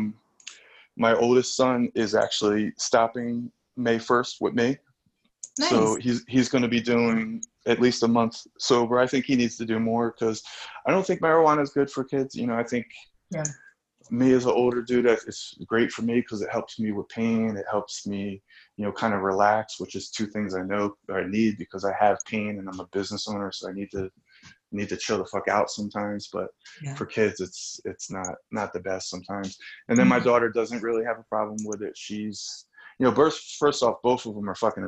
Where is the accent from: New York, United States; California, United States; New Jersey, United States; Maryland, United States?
New Jersey, United States; I grew up in South Jersey.